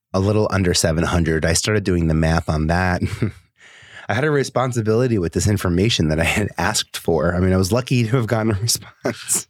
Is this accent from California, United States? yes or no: no; New York City, New York, United States; I was born and raised in Staten Island